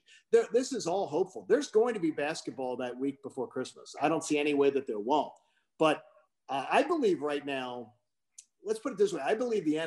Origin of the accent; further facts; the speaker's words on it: Pennsylvania, United States; now in Georgia, United States; my home state of Pennsylvania